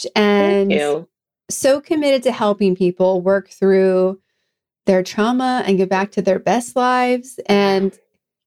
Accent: East Coast, United States; moved away; I grew up on the East Coast as well.

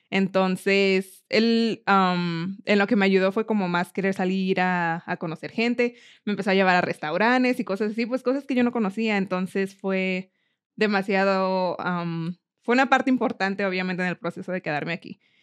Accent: Mexico City, Mexico; moved away as an adult; also born or lived in Miami; now in Colorado, United States; nací en Miami, pero solamente estuve ahí un año y de ahí me fui a la Ciudad de México, donde crecí.

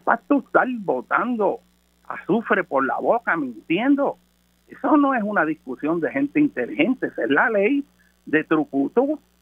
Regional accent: Puerto Rico; yo hablo como puertorriqueño

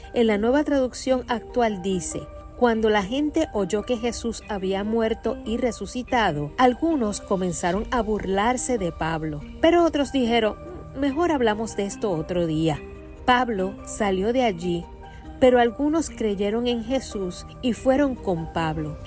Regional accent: Carolina, Puerto Rico; soy de la Tierra de Gigantes, Carolina, en Puerto Rico

